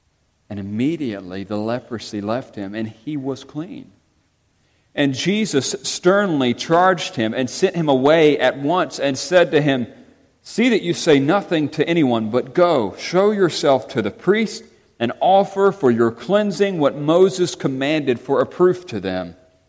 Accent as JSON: {"language": "English", "region": "England", "country": "United Kingdom", "said": "You know I'm English."}